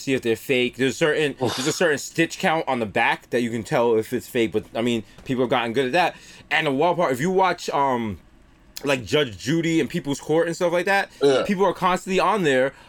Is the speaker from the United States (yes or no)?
no; Jamaica; I'm Jamaican.